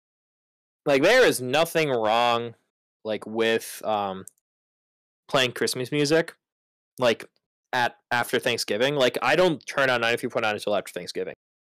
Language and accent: English; Chicago, Illinois, United States; as a Chicagoan